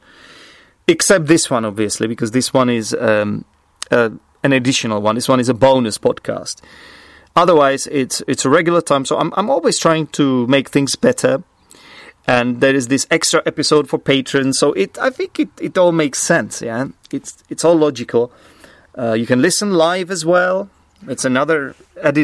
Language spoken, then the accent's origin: English; Czechia; English is a second language; I'm obviously Czech. English is not my first language